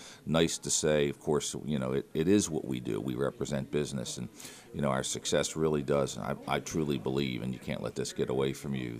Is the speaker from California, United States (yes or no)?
no; Philadelphia, Pennsylvania, United States; moved away as an adult; also born or lived in Delaware County, Pennsylvania / Chester, Pennsylvania / Upland, Pennsylvania / Harrisburg, Pennsylvania; Born and raised in Philadelphia